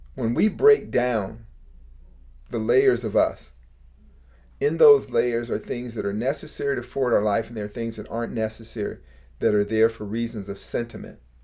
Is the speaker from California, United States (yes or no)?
yes; Bay Area, California, United States; I grew up in the Bay Area